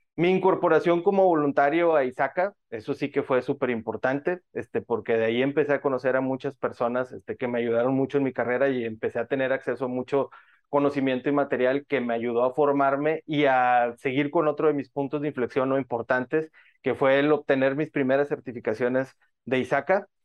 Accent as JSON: {"language": "Spanish", "town": "Monterrey", "region": "Nuevo León", "country": "Mexico", "said": "Yo soy de Monterrey, México, una ciudad conocida como la capital industrial de nuestro país, de México."}